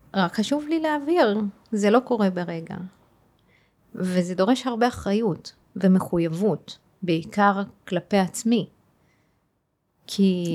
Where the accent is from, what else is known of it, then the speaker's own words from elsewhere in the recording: Tayibe, Central District, Israel; גדלתי בטייבה. אה. אה כן, אני ערבייה ואני מוסלמית